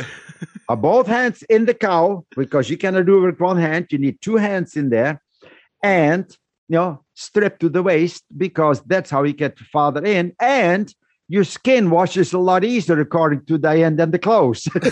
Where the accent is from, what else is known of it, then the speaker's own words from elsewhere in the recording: Netherlands; moved away as an adult; I was born and raised in the Netherlands